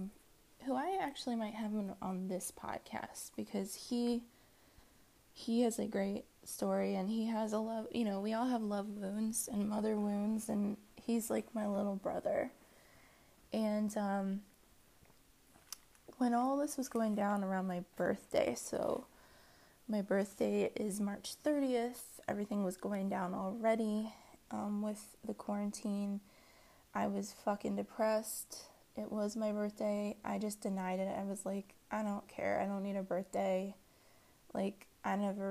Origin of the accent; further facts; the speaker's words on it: Washington, United States; also born or lived in Maryland; I grew up in Maryland and in Washington. I was born in Washington, D.C.